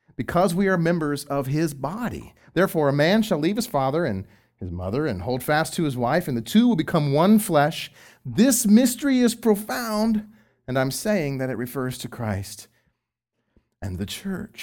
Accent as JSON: {"language": "English", "region": "Texas", "country": "United States", "said": "I'm from Texas"}